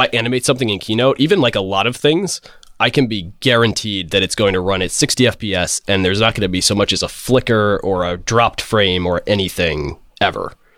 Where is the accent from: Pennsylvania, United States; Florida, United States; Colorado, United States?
Florida, United States; moved away as an adult; now in San Francisco, United States; I was originally from Florida um, and moved out to SF about three years ago